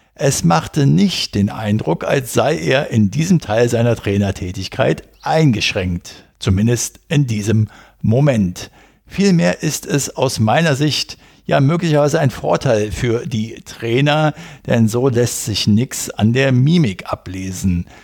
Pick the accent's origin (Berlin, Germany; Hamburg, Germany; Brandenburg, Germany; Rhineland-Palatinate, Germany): Berlin, Germany; ich in meiner Jugend auf den Bolzplätzen in Berlin-Wedding